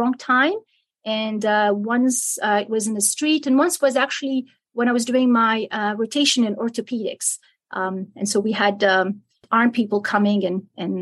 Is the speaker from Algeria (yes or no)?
yes; Algiers, Algiers Province, Algeria; English is a second language; moved away as an adult; also born or lived in Milan, Italy; now in Kentucky, United States; I was born in Algiers, and I grew up partly in Algeria and partly in Italy.